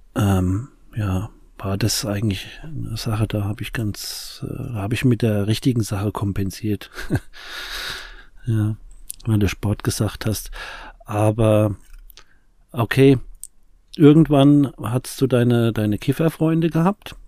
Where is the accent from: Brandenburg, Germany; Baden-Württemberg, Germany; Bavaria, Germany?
Bavaria, Germany; Aschaffenburg; ich komme mal halt aus dem Umfeld von Frankfurt, also Aschebesch